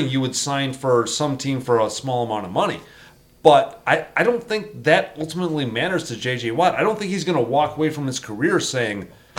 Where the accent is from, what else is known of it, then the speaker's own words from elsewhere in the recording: Southern California, United States; even though I'm from Southern California